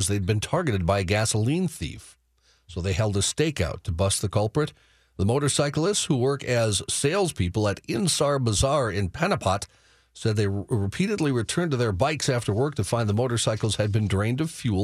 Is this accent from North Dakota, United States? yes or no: yes; North Dakota, United States; moved away; my home state of North Dakota.